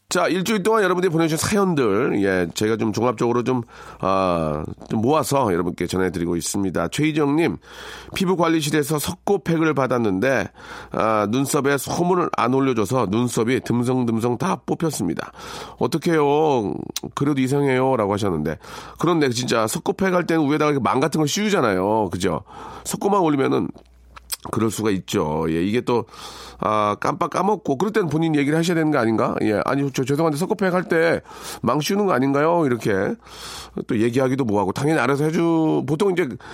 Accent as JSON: {"language": "Korean", "country": "South Korea", "tie": "born or raised there", "said": "저는 한국에서 태어났고요. 한국 사람이고요"}